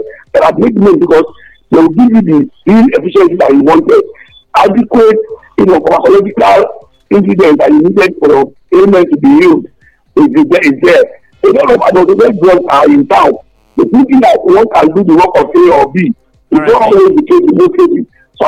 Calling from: Abeokuta, Ogun State, Nigeria; I'm here calling from the People's Parliament in Dagunaleme in Abeokuta.

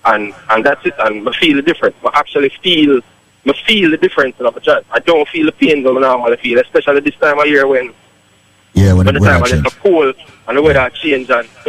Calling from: Poughkeepsie, New York, United States; Yeah, Poughkeepsie.

